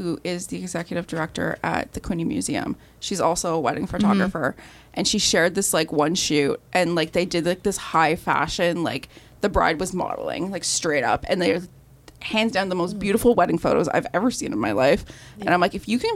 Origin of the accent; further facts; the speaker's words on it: Timmins, Ontario, Canada; moved away; I'm from Timmins, so it's like dark.